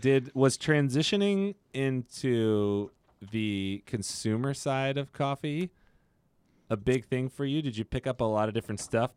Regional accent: Modesto, California, United States; I'm from Modesto, small town.

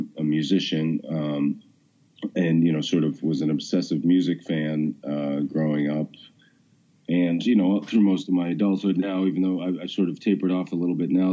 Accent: Boston, Massachusetts, United States; also born or lived in New York / Washington, D.C.; I've lived in Massachusetts. I grew up here.

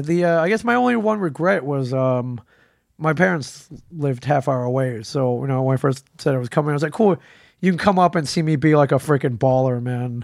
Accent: Detroit, Michigan, United States; moved away; it was my hometown con. I grew up there

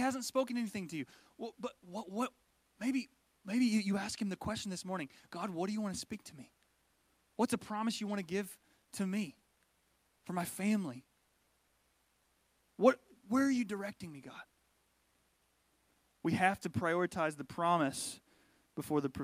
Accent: Fayetteville, Arkansas, United States; That's the little regional airport where I'm from, in near Fayetteville, Arkansas

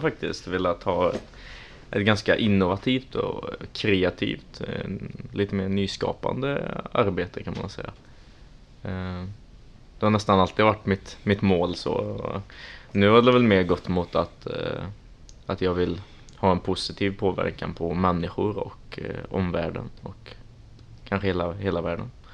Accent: Trollhättan, Västra Götaland, Sweden; moved away as an adult; now in Linköping, Sweden; Så jag är ursprungligen från Trollhättan

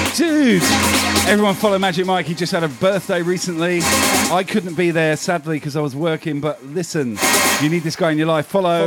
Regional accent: United Kingdom; now in Australia; I am both British and Australian, mate. Obviously born in the UK, so I'm a Brit by heart

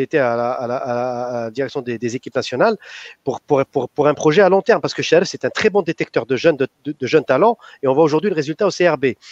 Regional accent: Algeria; En tant qu'Algérien

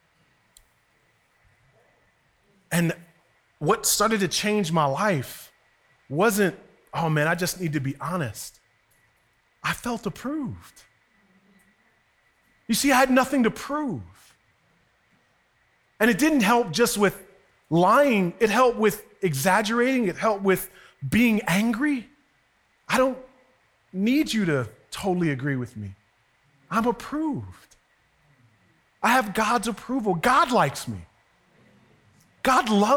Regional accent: Westchester, New York, United States; when you grew up in Westchester

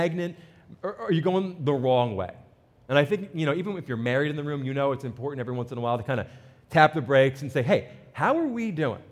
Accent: New Jersey, United States; I'm from New Jersey

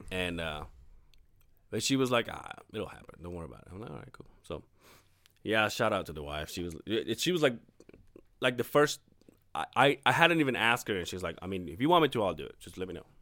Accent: Mexico; born or raised there; moved away

